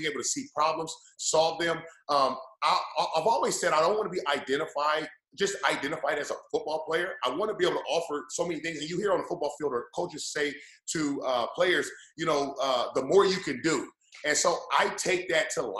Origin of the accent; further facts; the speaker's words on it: Indiana, United States; growing up in Indiana, I knew about racing